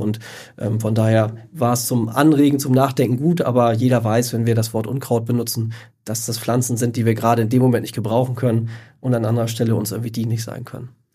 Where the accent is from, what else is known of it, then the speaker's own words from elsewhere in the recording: Northern Germany, Germany; bei uns in Norddeutschland